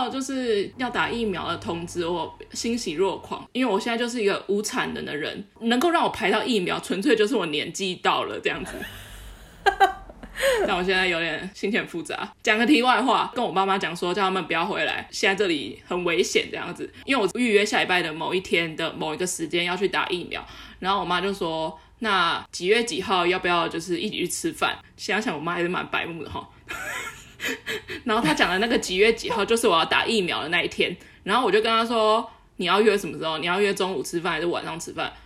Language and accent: Chinese; Taoyuan, Taiwan; 我是桃园人